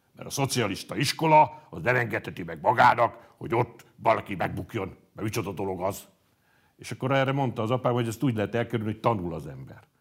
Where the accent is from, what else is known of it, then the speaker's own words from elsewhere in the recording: Hajdúszoboszló, Hajdú-Bihar, Hungary; also born or lived in Nyírbátor / Gáborján / Nagyrábé / Debrecen; Aztán Nagyrábéra kerültünk, ahol elkezdtem az általános iskolát, és mivel akkor az én édesapám egy mezőgazdasági szakmunkásképző intézetben tanított, amit összevontak a Hajdúszoboszlón működő hasonló intézménnyel, ezért a felső tagozatot már Hajdúszoboszlón jártam, mert oda költöztünk, és gyakorlatilag ott végeztem el az általános iskolát